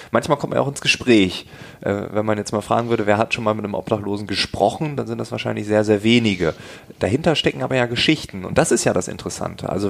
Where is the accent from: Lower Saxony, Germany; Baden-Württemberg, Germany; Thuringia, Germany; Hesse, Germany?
Lower Saxony, Germany; Ich komme aus Ostfriesland. Ähm, das muss ich nochmal dazu sagen, dass das ist noch ein bisschen dörflicher und so.